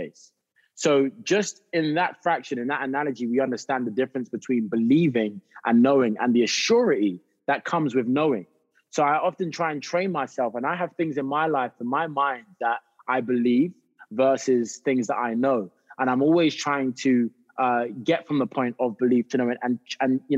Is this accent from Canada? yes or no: no; United Kingdom; moved away as an adult; also born or lived in South London; I'm just a Brit that is trying to step and try and get a foot into the acting industry in Hollywood